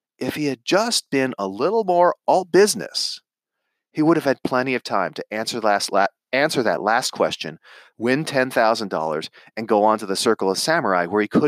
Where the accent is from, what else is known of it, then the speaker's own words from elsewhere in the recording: Santa Monica, California, United States; I grew up in Los Angeles in Santa Monica, California